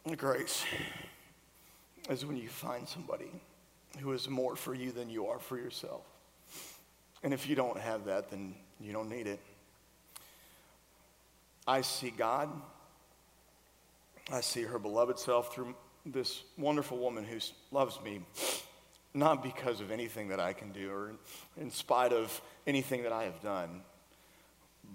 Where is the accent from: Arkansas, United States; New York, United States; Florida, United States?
Florida, United States; now in Nashville, United States; we grew up in Florida together. We went to the same high school in Florida. I'm from here, so I have ties here